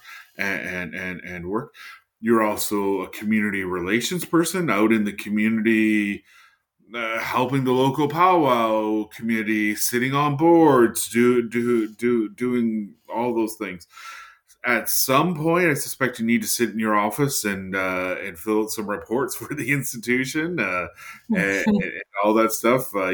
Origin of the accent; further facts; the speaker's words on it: Henvey Inlet First Nation, Ontario, Canada; I'm a member of Henvey Inlet First Nation here in Ontario